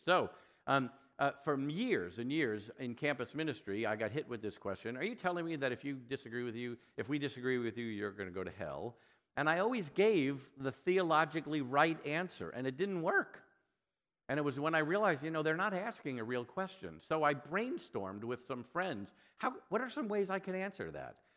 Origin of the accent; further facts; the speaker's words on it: New York, United States; I'm from New York and I'm Jewish.